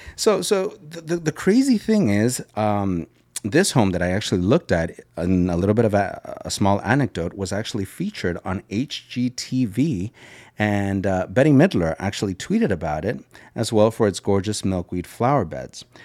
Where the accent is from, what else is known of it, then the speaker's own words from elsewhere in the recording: Los Angeles, California, United States; also born or lived in Granada Hills; now in Houston, United States; the City of Angels, my hometown, Los Angeles.